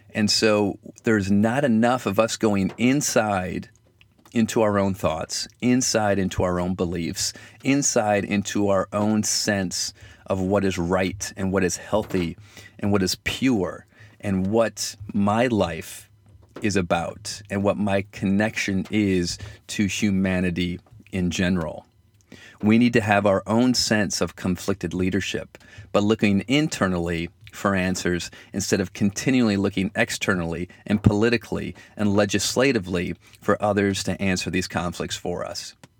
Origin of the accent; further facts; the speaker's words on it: Michigan, United States; accent: Michigan; my Michigan accent